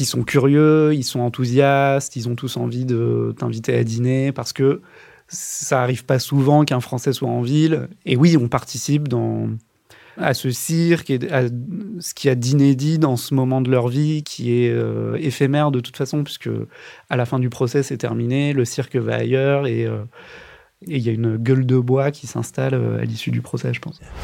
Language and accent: French; France; en tant que Français, j'étais le seul étranger qui était là pour le procès